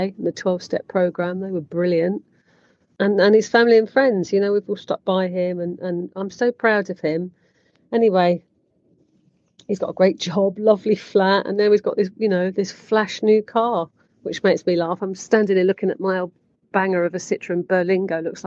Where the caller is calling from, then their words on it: Barcelona, Catalonia, Spain; calling from sunny Barcelona